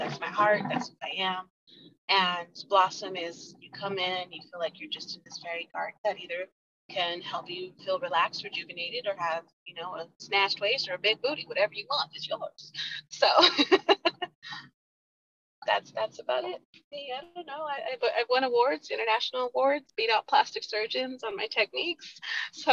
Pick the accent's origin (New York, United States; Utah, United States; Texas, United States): Utah, United States; I grew up here in Utah. I've been here since I was 4 years old